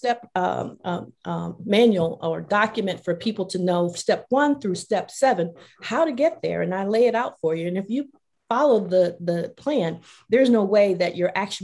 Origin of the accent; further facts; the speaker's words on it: Mississippi Delta, United States; I grew up in the Mississippi Delta